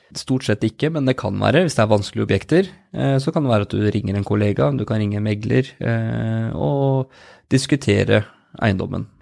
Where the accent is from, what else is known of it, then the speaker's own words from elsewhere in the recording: Spydeberg, Østfold, Norway; vi er jo spyberginger begge